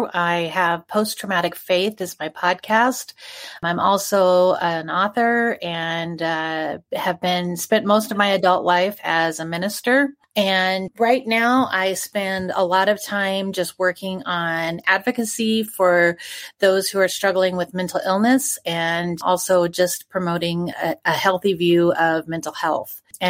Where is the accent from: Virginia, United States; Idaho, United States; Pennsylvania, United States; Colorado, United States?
Idaho, United States; North; also born or lived in Korea / Detroit, Michigan / Reno, Nevada; And so I lived in Reno, Nevada, before I lived in Idaho. And then when my mother divorced my father, then we moved to North Idaho. North Idaho was, it's a beautiful area.